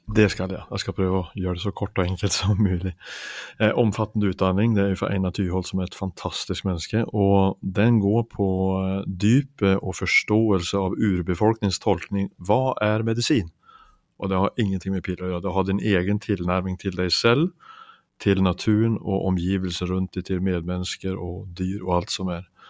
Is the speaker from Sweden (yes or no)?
yes; Finnskogen, Värmland, Sweden; oppveksten min hjemme i Finnskogen i Sverige